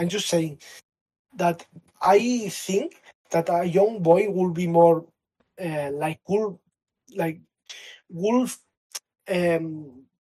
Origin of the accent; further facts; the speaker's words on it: Catalonia, Spain; first language Catalan; English is a second language; Catalan, which is a language in Spain. It's also my mother language.